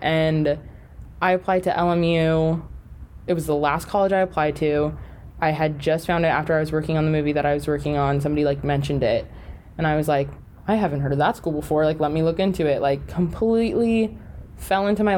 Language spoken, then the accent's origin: English; California, United States; also born or lived in Las Vegas, Nevada; now in Los Angeles, United States; I was born and raised California, and then grew up loving the Raiders because moved to Las Vegas